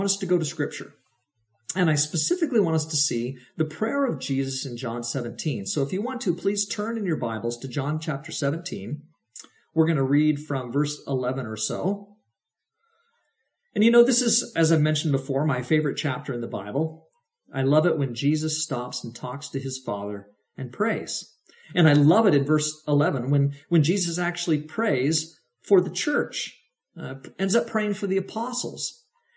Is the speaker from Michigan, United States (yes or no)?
no; Oregon, United States; the Mennonite communities around which I grew up in Oregon